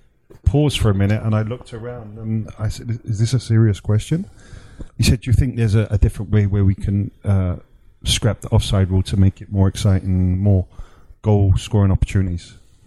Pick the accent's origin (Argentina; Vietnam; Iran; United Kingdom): United Kingdom; England; moved away; as an English guy